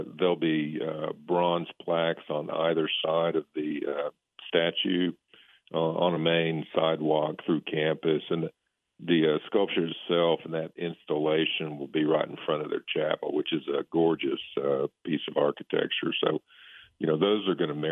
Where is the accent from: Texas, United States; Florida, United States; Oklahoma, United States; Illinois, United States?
Oklahoma, United States; moved away as an adult; I'm from Oklahoma.